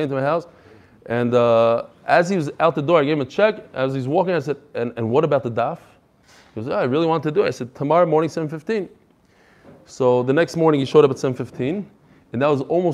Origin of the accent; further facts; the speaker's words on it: New York, United States; now in Chicago, United States; I grew up in New York, so I learned how to drive in Brooklyn